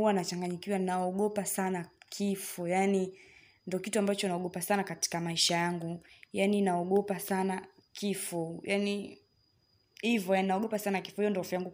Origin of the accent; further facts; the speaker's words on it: Dodoma, Tanzania; natokea Dodoma.